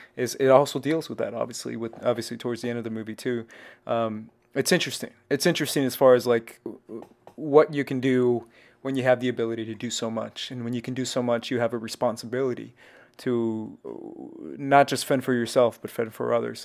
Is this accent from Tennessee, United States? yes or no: no; Texas, United States; also born or lived in Arizona / Mexico; I grew up in Texas